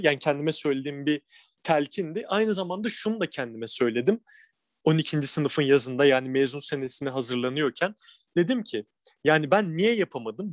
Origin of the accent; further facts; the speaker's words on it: İzmir, Turkey; moved away as an adult; now in Istanbul, Turkey; Tabii, İzmirliyim ben. Şu an Edremit'te ailem yaşıyor.